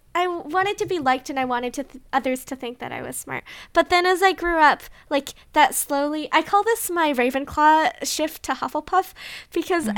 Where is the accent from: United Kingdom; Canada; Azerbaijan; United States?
Canada; we're too Canadian.